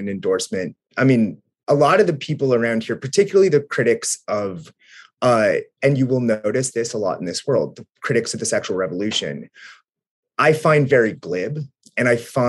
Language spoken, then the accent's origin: English; Southwestern Ohio, United States; the conservatism that I grew up in Southwestern Ohio around